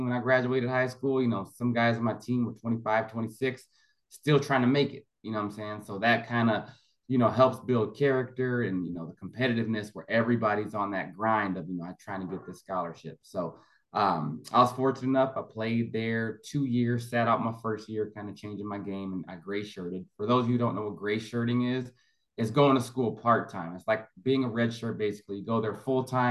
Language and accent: English; Orange County, California, United States; I'm from Orange County, California, originally